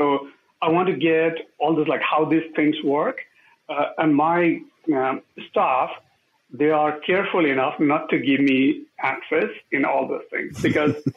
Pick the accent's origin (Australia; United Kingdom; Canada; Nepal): Nepal; moved away; I grew up in Nepal when we are going through a lot of these changes